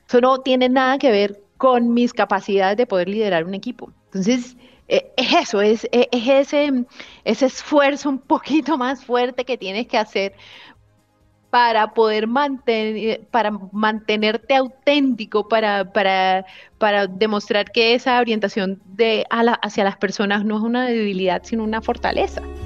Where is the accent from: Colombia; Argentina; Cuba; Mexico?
Colombia; Barranquilla, Caribbean coast; moved away; also born or lived in Bogotá; yo soy costeña